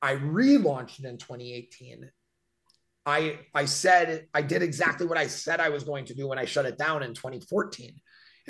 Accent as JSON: {"language": "English", "town": "Milwaukee", "region": "Wisconsin", "country": "United States", "tie": "born or raised there", "said": "I grew up in Milwaukee, which is 30 minutes from Great Lakes, Illinois."}